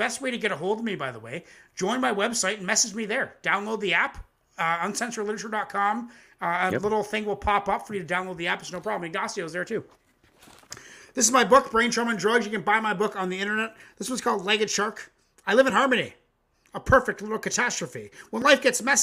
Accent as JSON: {"language": "English", "country": "Canada", "said": "me and my ex-brother-in-law, white, naive Canadians"}